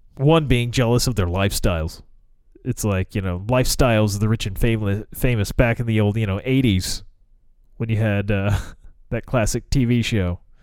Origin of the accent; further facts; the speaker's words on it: United States; As an American